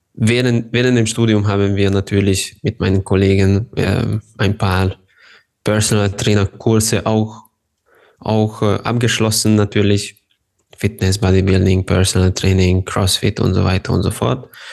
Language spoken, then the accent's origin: German; Ada, Vojvodina, Serbia; German is a second language; also born or lived in Hungary / Germany; Ich bin in Serbien geboren, mhm. aber ich bin Ungar. Und ich wohne ganz nah zu der serbischen-ungarischen Grenze, aber auf der serbischen Seite